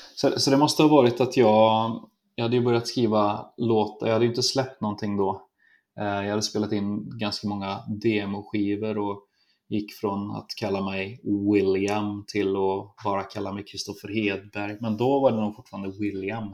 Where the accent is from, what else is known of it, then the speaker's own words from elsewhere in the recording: Trollhättan, Västra Götaland, Sweden; lilla pojken från Trollhättan